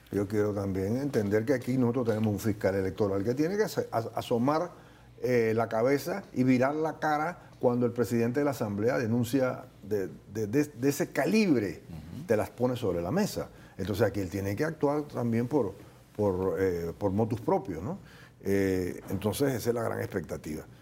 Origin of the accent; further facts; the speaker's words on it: Panama; Nosotros los panameños